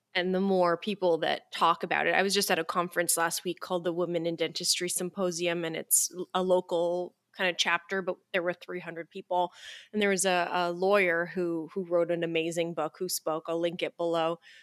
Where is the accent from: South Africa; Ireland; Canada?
Canada; I'm from Canada, so it's cold here